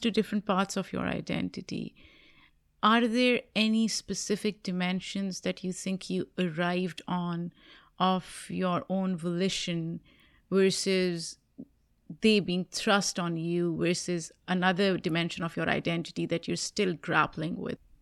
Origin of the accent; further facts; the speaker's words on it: Pakistan; now in United States; When I was growing up in Pakistan